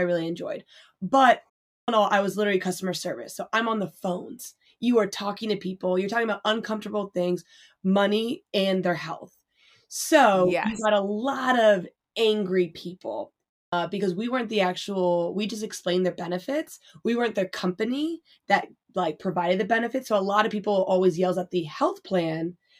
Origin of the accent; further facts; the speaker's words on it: Northern Virginia, United States; moved away; also born or lived in Philadelphia area; I'm from the Northern Virginia